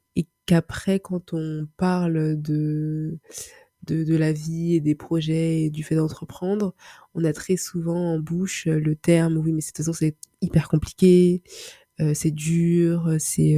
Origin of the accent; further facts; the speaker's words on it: Paris, Île-de-France, France; je suis d'origine euh, congolaise, je vis, je suis née à Paris, donc j'évolue je, je, grandis dans une culture euh, occidentale.